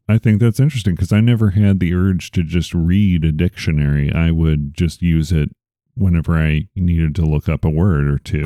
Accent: Chicago, Illinois, United States; I'm from Chicago

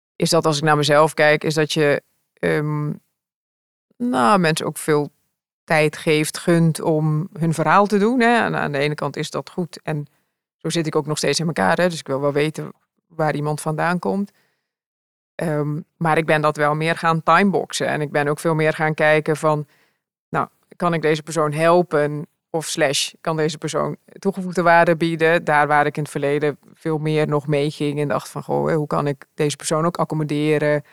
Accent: Curaçao; moved away as an adult; also born or lived in Rotterdam; now in Netherlands; ik kwam uit Curaçao, want daar ben ik opgevoed en opgegroeid

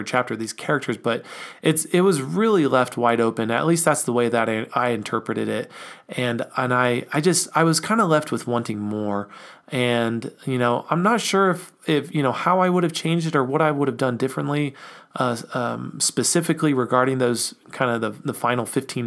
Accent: United States; we think of ourselves as American citizens

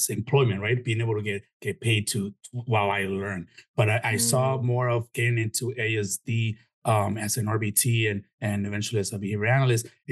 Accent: Chicago, Illinois, United States; also born or lived in Mexico; now in Florida, United States; my parents are Mexican. I was born in Chicago

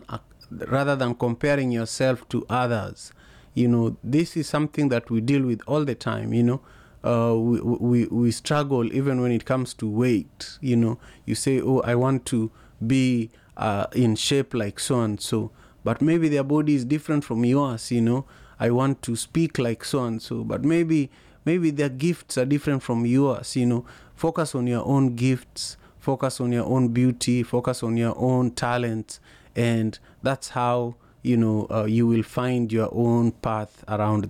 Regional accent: Kisumu, Kisumu County, Kenya; moved away; I grew up in Manyata CJ, right opposite Magadi Primary School

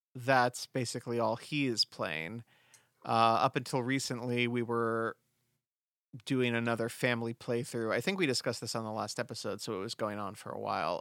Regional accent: Southern California, United States; moved away; we did jack o' lanterns growing up in Southern California

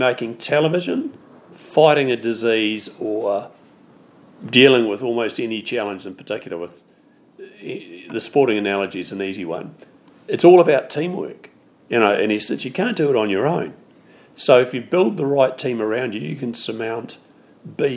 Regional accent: New Zealand; being a Kiwi

